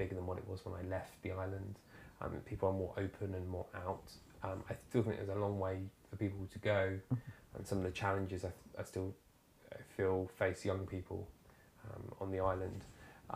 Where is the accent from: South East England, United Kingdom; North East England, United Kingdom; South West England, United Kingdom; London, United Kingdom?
South East England, United Kingdom; Isle of Wight; also born or lived in Winchester; I grew up on the Isle of Wight in a very rural area.